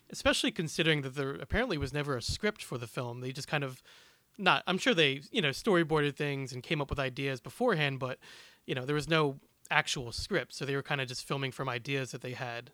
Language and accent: English; Philadelphia, Pennsylvania, United States; I am from the Philadelphia area.